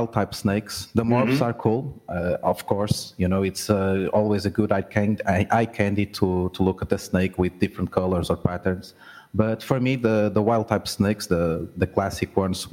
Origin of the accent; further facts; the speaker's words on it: Portugal; I'm from Portugal